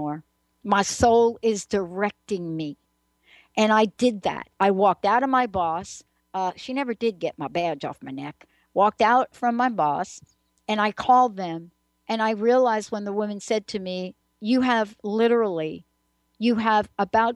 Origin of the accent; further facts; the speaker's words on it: New York City, New York, United States; moved away; also born or lived in New Jersey / Seattle; I'm a girl from the Bronx